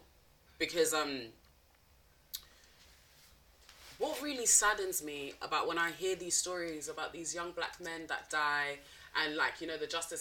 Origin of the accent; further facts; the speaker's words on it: London, United Kingdom; first language French; English is a second language; I'm from East London. I do like where I grew up, which was Newham.